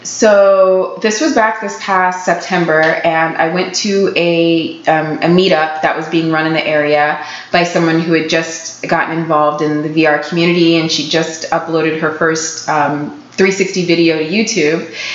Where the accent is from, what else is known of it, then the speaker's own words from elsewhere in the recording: Florida, United States; moved away; I'm from Florida